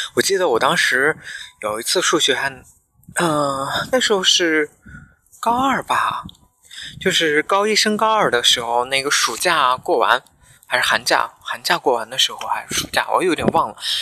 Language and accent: Chinese; Xinjiang, China; moved away; 我是在新疆出生，在新疆长大，我一直到高中毕业，我都在那个城市里面，我从来没有去其他城市上过学或者是生活过